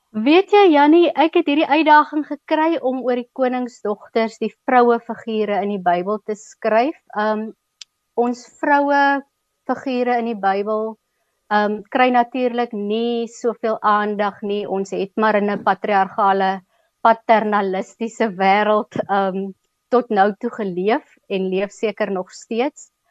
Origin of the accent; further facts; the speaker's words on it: Keimoes, Northern Cape, South Africa; also born or lived in Upington; Ek het op Kuimus groot geword, laerskool op Kuimus gedoen